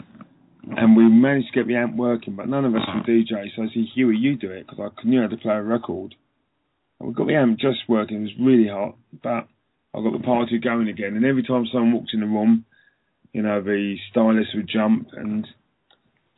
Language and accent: English; London, United Kingdom; I was a young Jamaican boy growing up in London